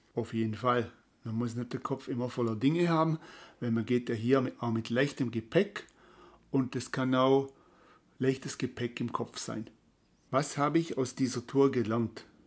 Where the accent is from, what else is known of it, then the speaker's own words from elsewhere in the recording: Tuttlingen, Baden-Württemberg, Germany; von der Ostalb bis runter Richtung Tuttlingen, da wo ich herkomme